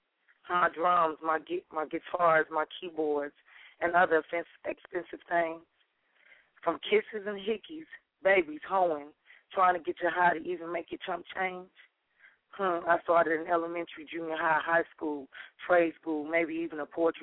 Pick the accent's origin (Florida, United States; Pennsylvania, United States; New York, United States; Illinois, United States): Illinois, United States; Chicago; now in Dallas, United States; I'm originally from Chicago, Chi-Town